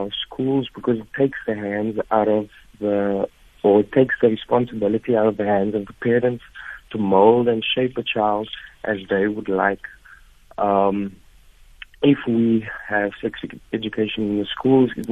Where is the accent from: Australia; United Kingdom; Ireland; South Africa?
South Africa; we as a South African society